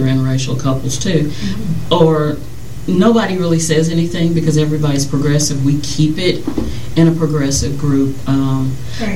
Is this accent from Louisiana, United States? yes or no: yes; Louisiana, United States; We're both from Louisiana